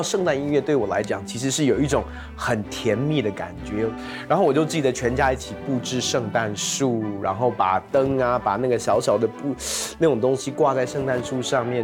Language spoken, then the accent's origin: Chinese; United States; now in Taiwan; 我大部分的时间其实在国外长大，那国外过圣诞节就跟台湾很不一样